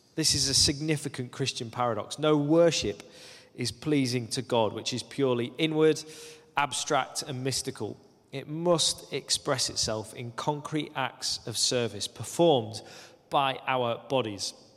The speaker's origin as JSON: {"language": "English", "area": "Lake District", "region": "North West England", "country": "United Kingdom", "tie": "born or raised there", "also_born_or_lived": "Aberdeen, Scotland", "moved": "as an adult", "said": "When I was nineteen, I moved from the Lake District, where I'd grown up, uh, to the northeast of Scotland, to Aberdeen."}